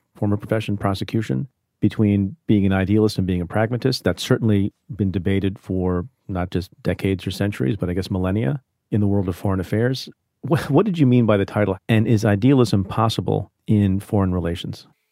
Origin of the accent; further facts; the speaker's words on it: India; now in United States; I was born in India.